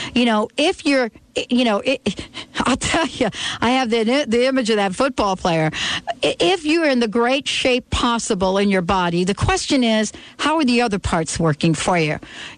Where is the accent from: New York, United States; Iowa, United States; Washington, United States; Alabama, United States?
New York, United States; I grew up in New York